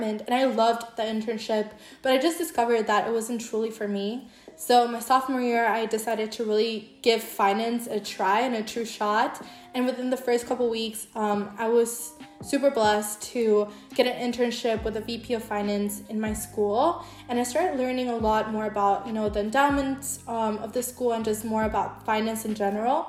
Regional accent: El Salvador; English is a second language; I was born and raised in El Salvador

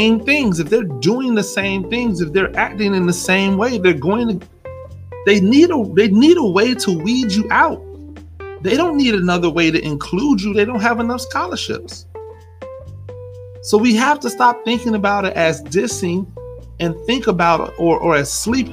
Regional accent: United States; as an American, cocky, arrogant American

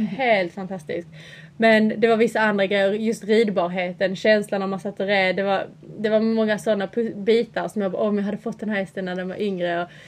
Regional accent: Sweden; now in England

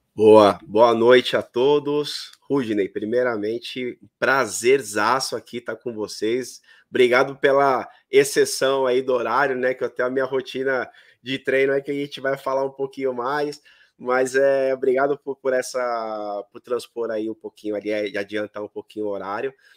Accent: São Paulo, Brazil; eu sou daqui de São Paulo. Uhum. Moro num bairro aqui chamado Vila Matilde, que é um bairro bem tradicional, e na rua aonde onde eu, eu, sempre basicamente morei quase a minha vida inteira

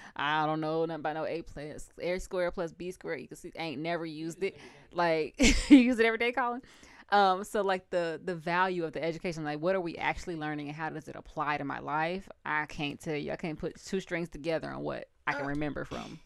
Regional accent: United States; being American and going through our school system

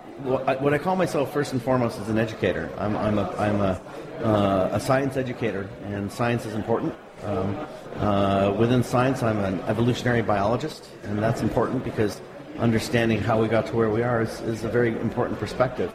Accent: United States; I'm an American

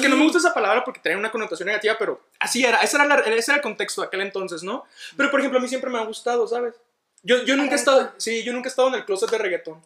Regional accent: Ciudad Juárez, Chihuahua, Mexico; accent: northern; moved away as an adult; now in Mexico City, Mexico; soy de Ciudad Juárez, Chihuahua

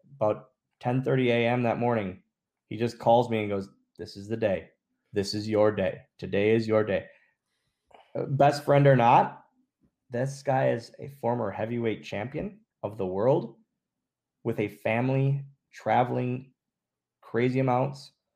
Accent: Oshkosh, Wisconsin, United States; moved away; we're just two small town guys. Like that's that's what we are. We're from Oshkosh, Wisconsin.

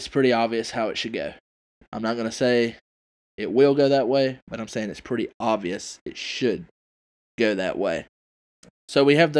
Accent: South Carolina, United States; my home state

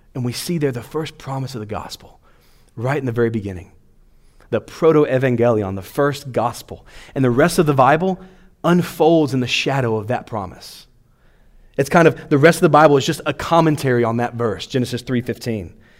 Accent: Louisiana, United States; now in Clermont, United States; I grew up in Louisiana

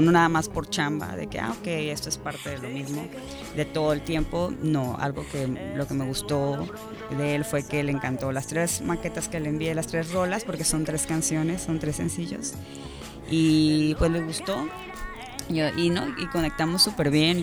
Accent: Cabo San Lucas, Baja California Sur, Mexico; now in Todos Santos, Mexico; Soy de Cabo, sí, totalmente originaria, mis papás no, como mucha gente, pero, pero yo nací aquí y desde hace cinco años vivo en Todos Santos.

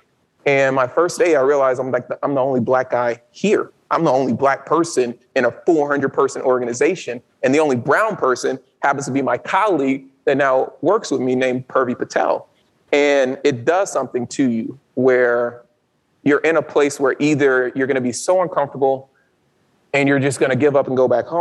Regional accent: Baton Rouge, Louisiana, United States; moved away; I'm originally from Louisiana, from Baton Rouge, Louisiana

